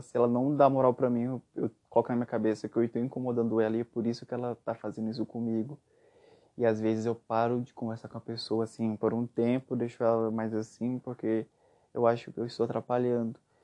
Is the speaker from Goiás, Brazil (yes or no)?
yes; Aparecida de Goiânia, Goiás, Brazil; Eu sou goiano, nascido em Goiânia, cresci em Aparecida de Goiânia